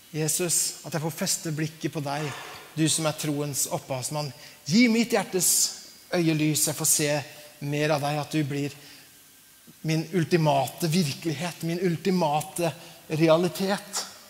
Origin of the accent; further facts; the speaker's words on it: Larvik, Vestfold, Norway; Larvik, der jeg kommer fra